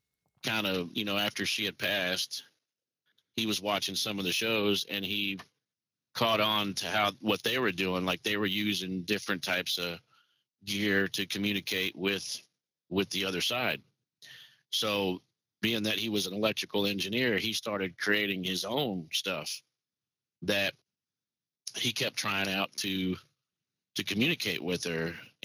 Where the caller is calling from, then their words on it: Indiana, United States; That I am calling from Indiana today.